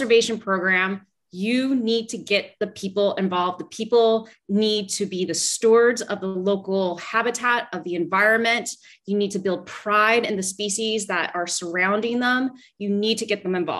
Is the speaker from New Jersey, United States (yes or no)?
no; Los Angeles, California, United States; moved away as an adult; now in Belize; I'm originally from Los Angeles, California